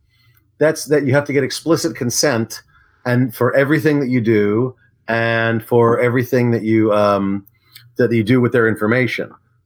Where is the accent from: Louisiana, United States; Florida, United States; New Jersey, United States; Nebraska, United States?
New Jersey, United States; I grew up in New Jersey.